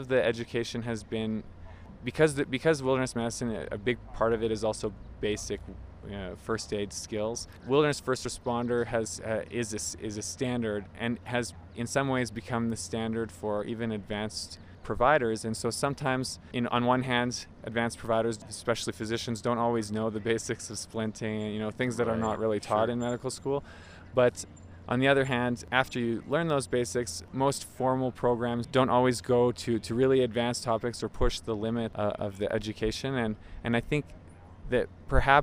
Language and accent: English; Montreal, Quebec, Canada; I'm from Montreal, Canada